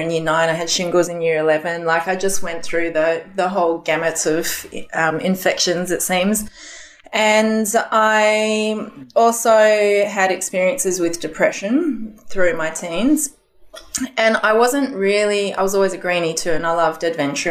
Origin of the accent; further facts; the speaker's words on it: Canberra, Australian Capital Territory, Australia; moved away as an adult; also born or lived in Indonesia / New Zealand; now in Sydney, Australia; So I was born in Canberra and then at about 4 months of age, we went over to Indonesia and we were there for 3 years or so. And then back to Canberra for school